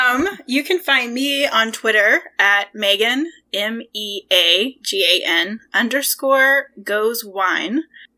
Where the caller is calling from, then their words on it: St. Louis, Missouri, United States; I am recording from St. Louis, Missouri.